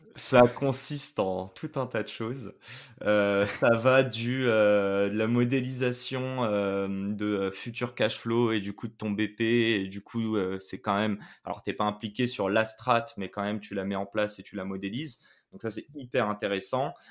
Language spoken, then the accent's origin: French; Paris, Île-de-France, France; moved away as an adult; also born or lived in Quebec, Canada / China; À mes 18 ans, j'ai quitté Paris, euh, où, je suis né